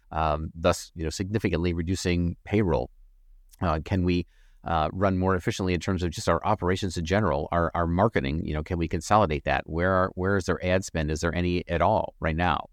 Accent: Flint, Michigan, United States; moved away; Flint, Michigan, that was my hometown, sorry, originally from

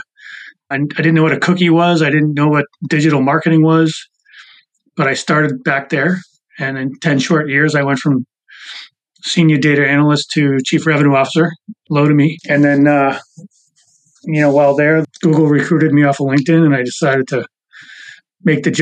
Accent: Boston, Massachusetts, United States; moved away as an adult; also born or lived in Maryland; I grew up in Boston, you know, moved down to Maryland in about 2002, 2003

